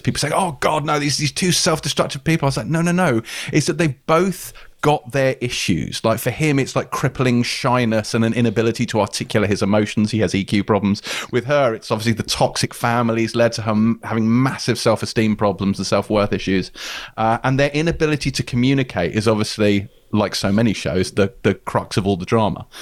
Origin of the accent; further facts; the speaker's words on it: Pinner, London, United Kingdom; I, I grew up in Pinner